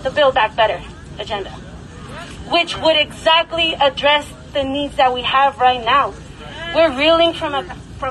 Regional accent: New Mexico, United States; I'm from New Mexico

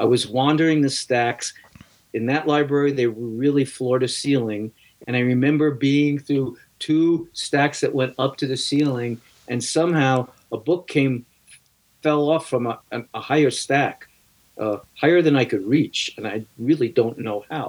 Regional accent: New York City, New York, United States; I grew up in New York City

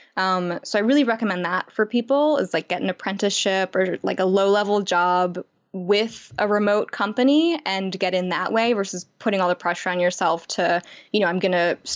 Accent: Chicago, Illinois, United States; moved away as an adult; I grew up in Chicago

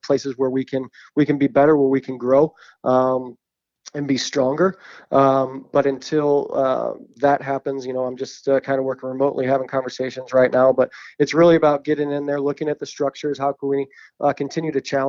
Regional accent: St. Louis, Missouri, United States; born or raised there

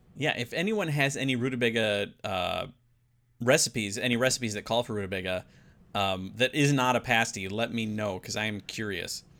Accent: United States; me being an American

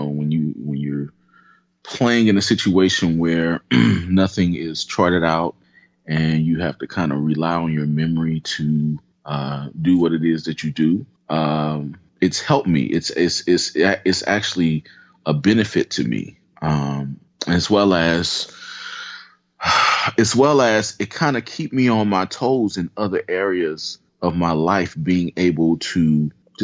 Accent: St. Louis, Missouri, United States; I'm originally from St. Louis, Missouri

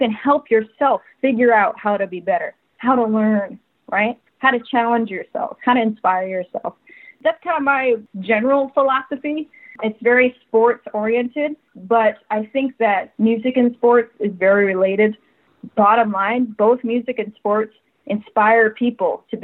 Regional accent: Connecticut, United States; moved away; I'm from Connecticut originally

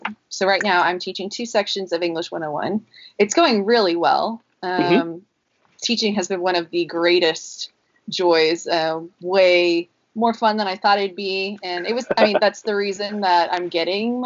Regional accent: Dallas, Texas, United States; moved away as an adult; also born or lived in Nashville; now in South Carolina, United States; I'm originally from Dallas

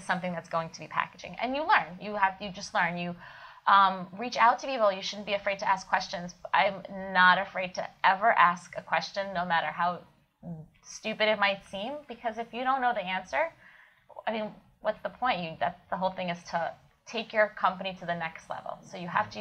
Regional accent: Kyiv, Ukraine; moved away; I was born in Kiev, Ukraine

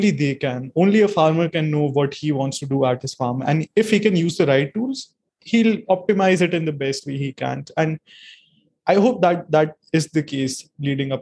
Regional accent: India; I'm from India.

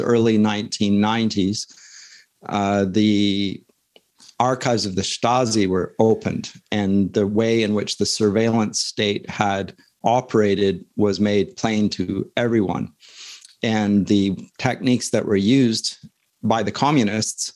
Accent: London, Ontario, Canada; I was born in London, Ontario. I'm status Mohawk. Interesting fact. But so I grew up in London

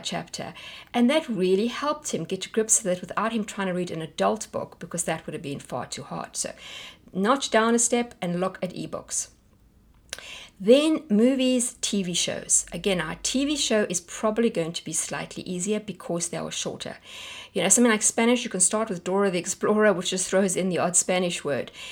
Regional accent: South Africa; moved away; we're South African

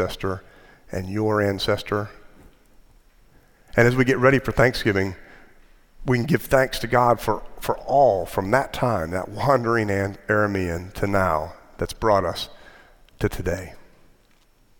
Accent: United States; our particular national story as American Christians

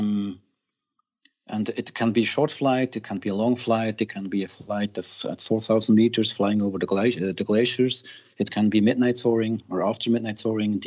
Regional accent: Thun, Bern, Switzerland; also born or lived in Zurich; the family moved to Thun. This is where Adorance is. And I grew up in Thun

